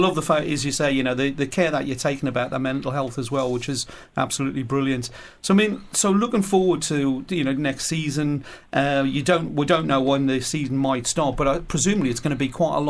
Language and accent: English; Newcastle upon Tyne, North East England, United Kingdom; I'm a Newcastle boy